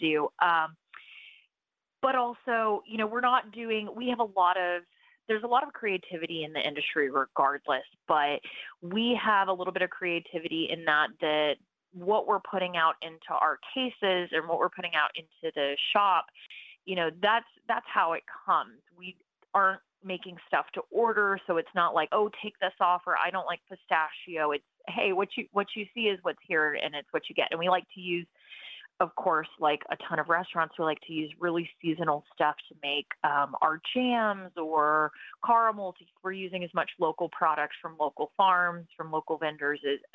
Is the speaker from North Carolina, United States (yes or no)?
yes; Raleigh, North Carolina, United States; moved away as an adult; my sister and I were born and raised in Raleigh